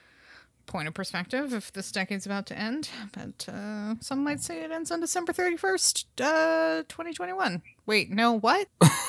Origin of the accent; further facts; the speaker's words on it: Benicia, California, United States; In the town that I grew up in Northern California.